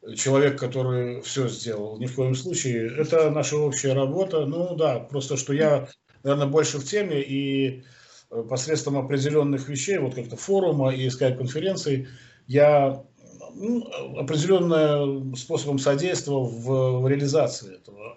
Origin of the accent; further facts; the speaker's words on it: Belarus; мы из Беларуси